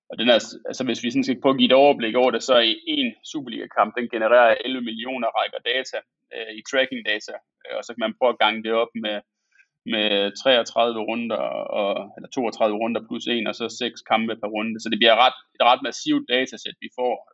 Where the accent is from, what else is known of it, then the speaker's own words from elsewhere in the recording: Aalborg, North Denmark Region, Denmark; nu kommer jeg fra Aalborg